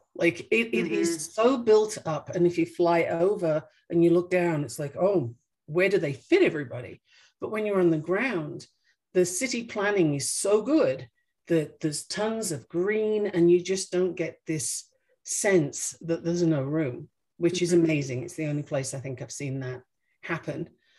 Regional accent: England, United Kingdom; born there; also born or lived in Australia; I was born in England and my parents just wanted to see what was new and interesting in Australia. So I went there when I was 6 months old.

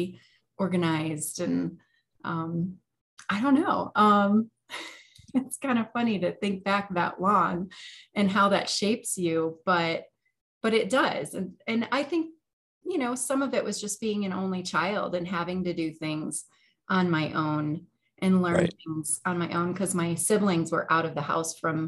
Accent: Oak Forest, Illinois, United States; I grew up in Oak Forest, Illinois. I spent my entire childhood up till the point I went to college in the same house

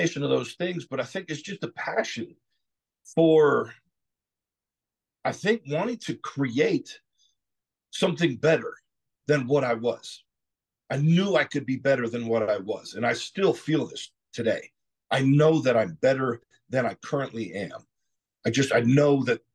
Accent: South Georgia, United States; also born or lived in Southern California; I moved from Southern California when I was 10 years old to South Georgia, which is a completely different world

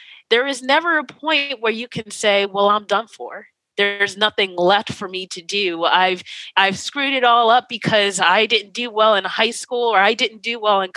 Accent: New Jersey, United States; moved away as an adult; now in Pasadena, United States; I'm from New Jersey. I moved out here with no family

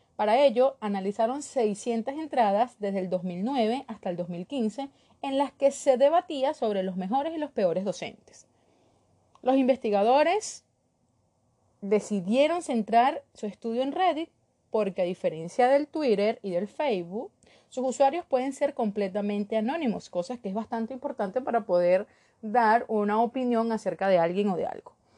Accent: Venezuela; moved away as an adult; also born or lived in Caracas, Venezuela; now in Ecuador; Soy de Esnotú, Venezuela, y ejercí en Caracas durante cuatro años, pero por la situación de mi país, emigré en el 2018 Ahora vivo en Ecuador

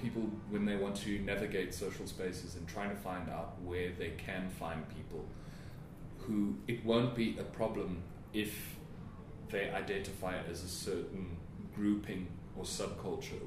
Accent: Witbank, Mpumalanga, South Africa; moved away as an adult; also born or lived in Pretoria; my hometown of Witbank and coming to the big city of Pretoria

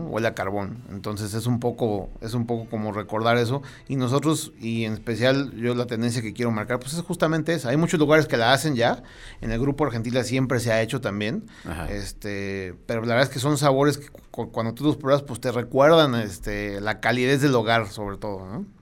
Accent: Mexico City, Mexico; moved away as an adult; now in León, Mexico; Yo soy de la Ciudad de México y en León llevo apenas dos años, poquito menos

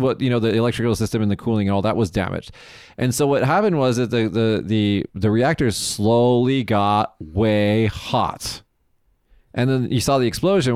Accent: Las Vegas, Nevada, United States; moved away as an adult; now in Japan; in the state of Nevada, my hometown. Oh my God, when I was, when I flew home to Vegas

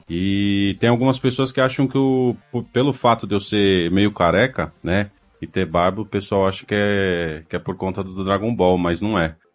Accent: São Paulo, Brazil; Sou natural de São Paulo, da Zona Norte.

